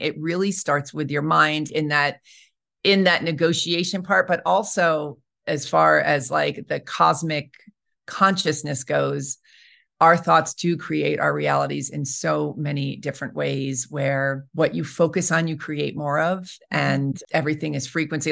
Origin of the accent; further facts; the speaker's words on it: New York, United States; moved away as an adult; also born or lived in Colorado / Albuquerque / Los Angeles; now in Santa Fe, United States; I'm from New York originally, and I went to college in Colorado